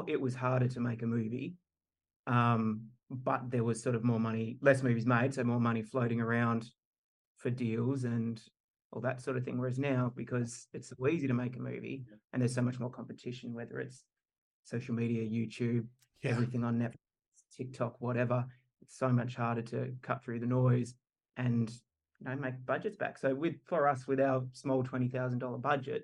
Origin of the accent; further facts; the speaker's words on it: Tasmania, Australia; Me, Benny and Roach, we're all born and bred in Tassie, and that's where our families are from, Tasmania, Australia.